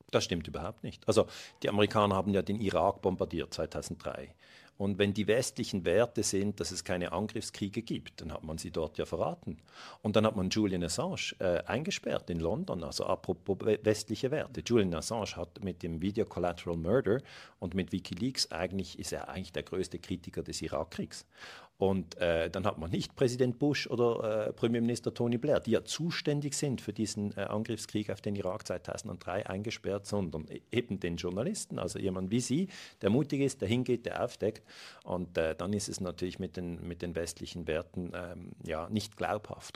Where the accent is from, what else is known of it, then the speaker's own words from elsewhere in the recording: Switzerland; ich bin Schweizer Bürger